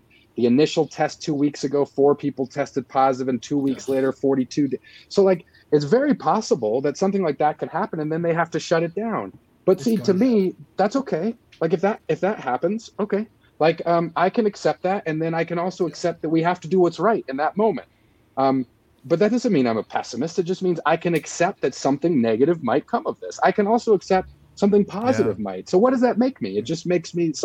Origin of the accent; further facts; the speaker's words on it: United States; I'm an American. This is where I was born.